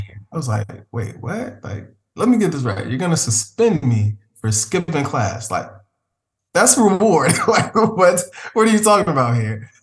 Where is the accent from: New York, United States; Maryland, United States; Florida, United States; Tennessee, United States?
Maryland, United States; Prince George's County; Prince George's County Public Schools, which is located, uh, not too far from the nation's capital, but it's a predominantly Black county located in Maryland. And that's home for me. That's where I grew up